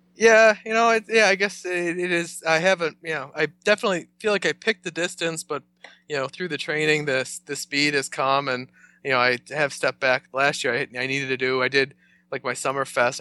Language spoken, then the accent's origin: English; north of Buffalo, New York, United States; moved away as an adult; now in Rochester, United States; I came from just, uh, north of Buffalo. I came up here for college and kinda never left